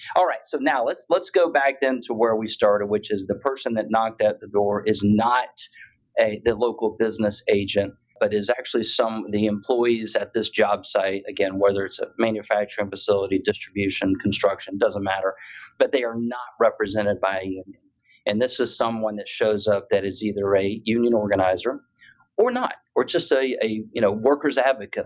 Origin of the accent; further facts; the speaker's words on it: Tampa, Florida, United States; Last year it was in Tampa in December of 2022, my hometown.